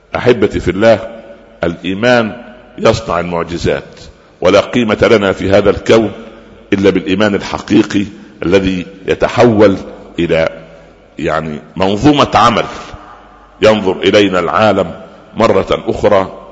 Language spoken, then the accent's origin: Arabic; Upper Egypt, Egypt; عندنا في الصعيد